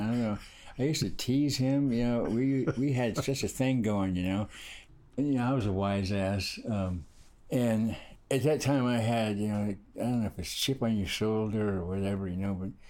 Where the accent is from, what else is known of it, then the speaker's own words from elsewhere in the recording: Hawaii, United States; also born or lived in California; I grew up in Hawaii.